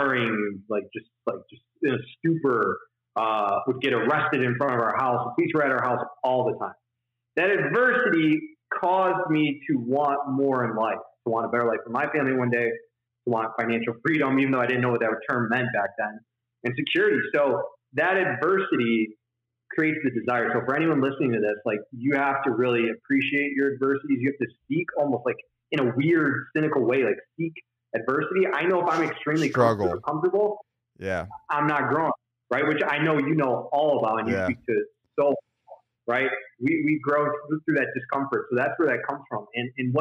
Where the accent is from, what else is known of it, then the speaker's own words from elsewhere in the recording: Detroit, Michigan, United States; I'm from right outside of Detroit, Michigan. Like, I went to school in Detroit. I was born in Detroit. I worked in Detroit. We lived like 2 miles outside of Detroit, Michigan.